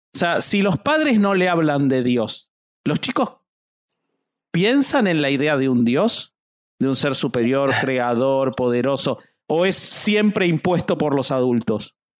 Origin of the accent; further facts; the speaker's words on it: Argentina; yo soy argentino